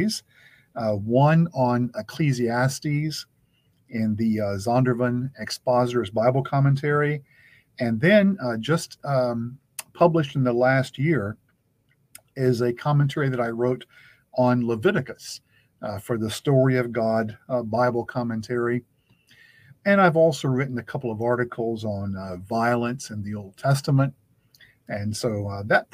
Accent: North Carolina, United States; moved away as an adult; also born or lived in Philadelphia, Pennsylvania; now in Edmonton, Canada; I am speaking here from where I have lived for the past 30 years in Edmonton, Alberta, Canada, but I am originally from North Carolina

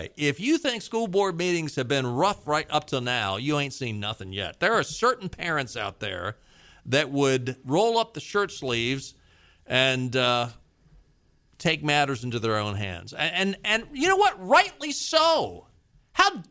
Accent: Baltimore, Maryland, United States; now in North Carolina, United States; I grew up in Baltimore

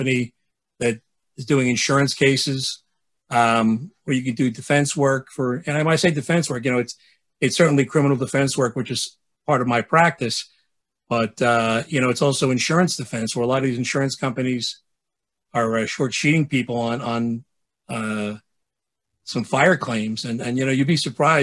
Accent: New York City, New York, United States; I grew up in the city. I'm from Bay Ridge

